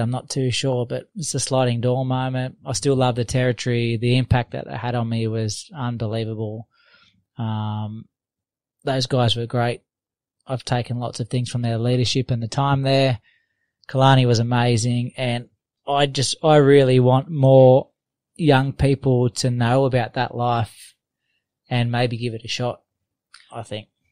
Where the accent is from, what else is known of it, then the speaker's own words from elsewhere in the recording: Australia; also born or lived in London; that's where I live. It's my hometown, and it's right on the beach.